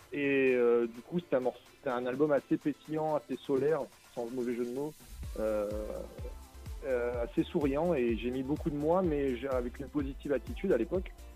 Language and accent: French; Nice, Provence-Alpes-Côte d'Azur, France; je suis un artiste du Sud. Je viens de Nice